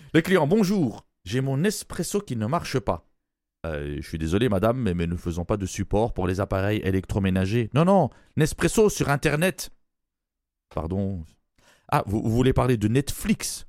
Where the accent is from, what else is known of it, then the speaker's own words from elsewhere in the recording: Belgium; moved away; je suis Belge d'origine